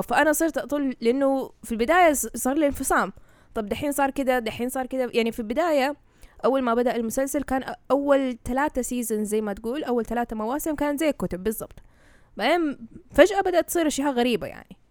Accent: Saudi Arabia; إحنا عندنا في السعودية المنطقة الشرقية

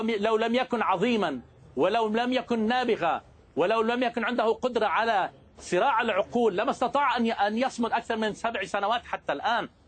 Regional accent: Lebanon; accent: Lebanese; بدي نوه بانه الدكتور احمد عرف انه لهجتي لبنانيه انا بتشكره جدا

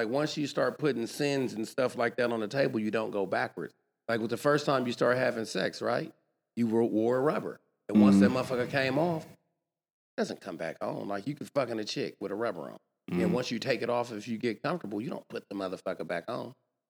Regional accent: Oakland, California, United States; Yeah, I'm from Oakland.

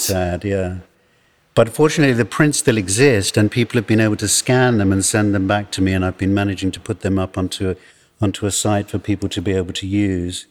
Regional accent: England, United Kingdom; also born or lived in Johannesburg, South Africa; now in South Africa; being born here and growing up in exile

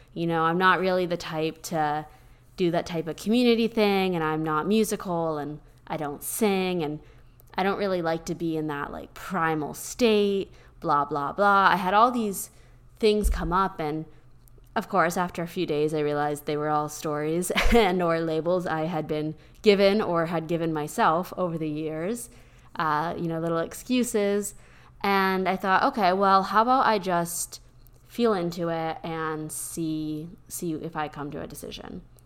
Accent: Pennsylvania, United States; born or raised there; now in Austin, United States

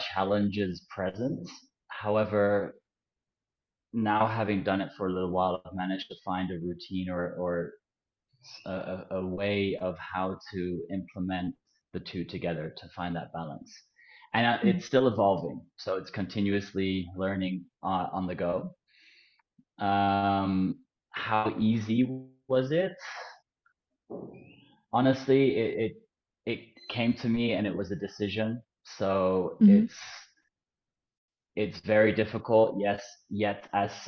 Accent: Netherlands; moved away as an adult; I'm from the Netherlands

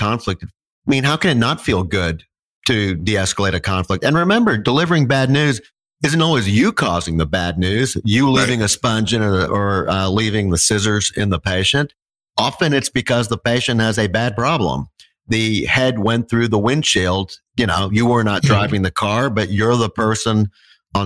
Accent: Texas, United States; moved away; I'm from Texas originally

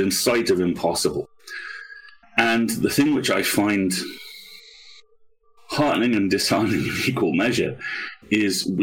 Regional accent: United Kingdom; I'm a Brit.

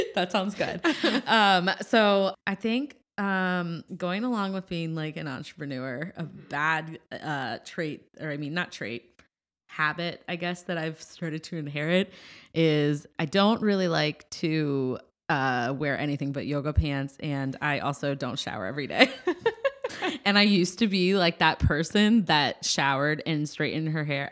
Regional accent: Midwest, United States; moved away; I'm from the Midwest

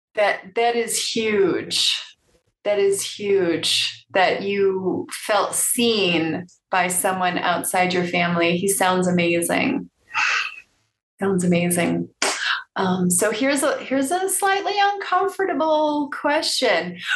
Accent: Chicago suburbs, Illinois, United States; I was born on the south side of Chicago, but I moved to the suburbs when I was seven.

